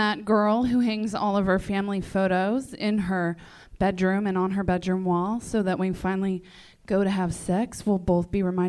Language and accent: English; Baltimore, Maryland, United States; I'm not from Los Angeles. Where are you from? Baltimore.